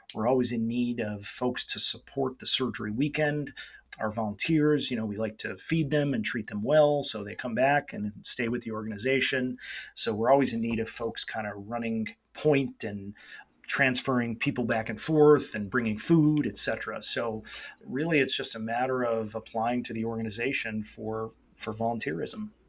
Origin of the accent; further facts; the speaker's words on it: New York, United States; moved away as an adult; also born or lived in Michigan / Los Angeles / Atlanta; now in San Diego, United States; I'm originally from New York State